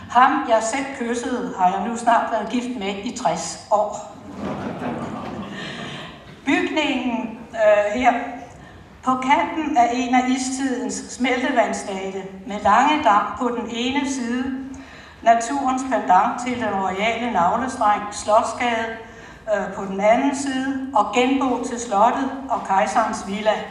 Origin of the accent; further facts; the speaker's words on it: Fredensborg, Capital Region of Denmark, Denmark; Jeg er født her i Fredensborg for mange, mange år siden.